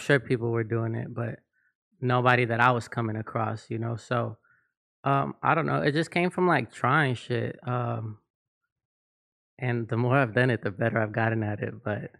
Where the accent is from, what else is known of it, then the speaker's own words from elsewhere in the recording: North Hollywood, California, United States; also born or lived in East Los Angeles / Chicago; Yeah, I was born in East LA, but raised in NoHo.